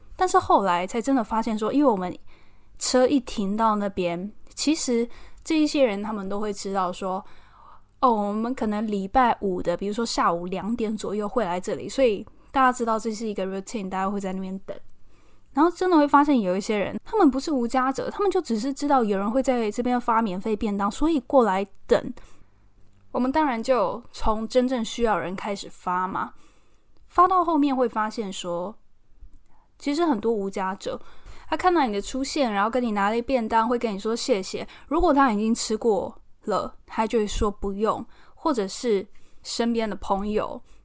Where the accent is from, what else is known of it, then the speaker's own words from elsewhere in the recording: Taiwan; moved away as an adult; now in London, United Kingdom; 我来自台湾